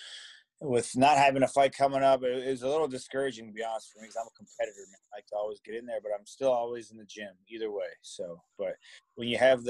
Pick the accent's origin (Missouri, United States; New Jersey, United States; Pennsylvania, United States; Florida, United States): New Jersey, United States; Cherry Hill; I'm from Cherry Hill, New Jersey